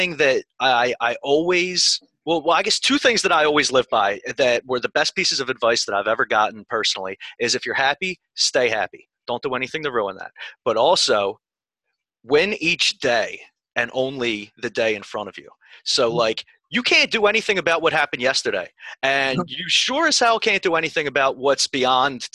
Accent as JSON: {"language": "English", "town": "Philadelphia", "region": "Pennsylvania", "country": "United States", "tie": "born or raised there", "said": "I'm from Philadelphia. I grew up basically like walking distance from the Armory on Southampton and the Boulevard"}